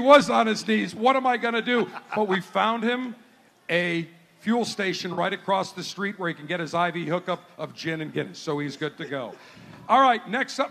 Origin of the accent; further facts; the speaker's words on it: Buffalo, New York, United States; moved away; my hometown of Buffalo, New York